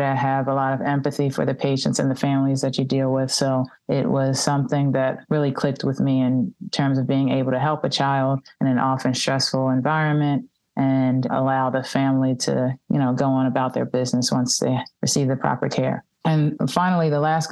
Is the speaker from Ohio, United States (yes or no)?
no; Philadelphia, Pennsylvania, United States; I'm born and raised in Philadelphia